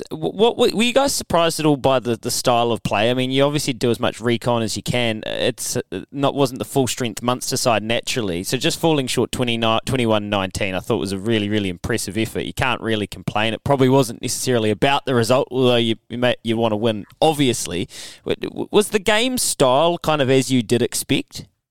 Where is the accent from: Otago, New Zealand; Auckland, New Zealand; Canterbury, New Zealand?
Canterbury, New Zealand; my hometown team